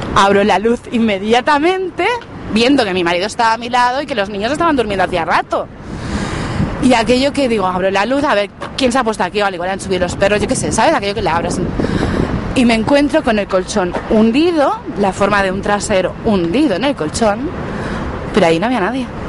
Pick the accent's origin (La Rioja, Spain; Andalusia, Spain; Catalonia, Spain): Catalonia, Spain; La Garriga; en mi pueblo, en La Garriga